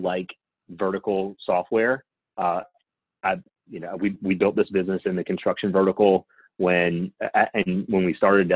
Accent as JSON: {"language": "English", "region": "Louisiana", "country": "United States", "said": "I'm from Louisiana"}